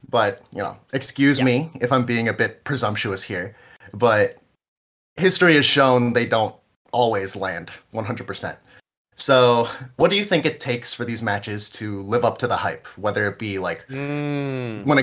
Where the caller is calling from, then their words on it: New Jersey, United States; I'm I'm calling in from New Jersey.